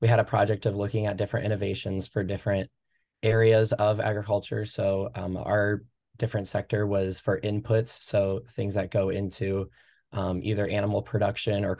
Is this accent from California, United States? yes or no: no; Durant, Iowa, United States; I'm originally from Eastern Iowa, Durant, Iowa. Grew up on my family's row crop farm